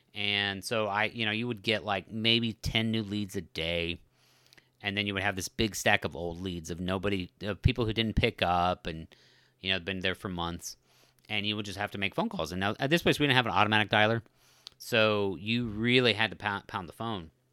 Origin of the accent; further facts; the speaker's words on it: Colorado, United States; when I was growing up in Colorado